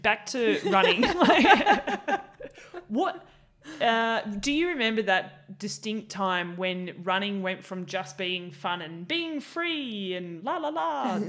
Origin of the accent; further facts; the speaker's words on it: Tasmania, Australia; And then I grew up in Tassie, so that was a different ball game altogether.